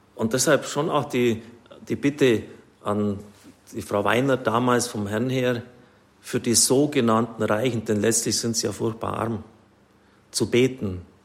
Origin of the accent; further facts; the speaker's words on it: Swabia, Germany; Ich bin ein Schwabe